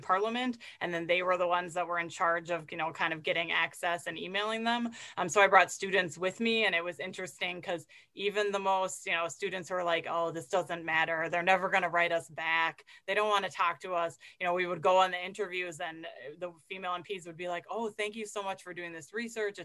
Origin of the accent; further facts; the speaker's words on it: United States; as an American